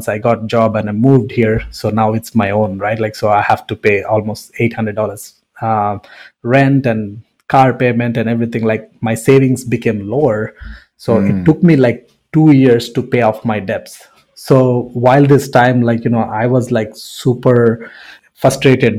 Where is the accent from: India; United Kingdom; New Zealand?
India; English is a second language; moved away as an adult; also born or lived in Sarnia, Canada; now in Windsor, Canada; born and raised in India.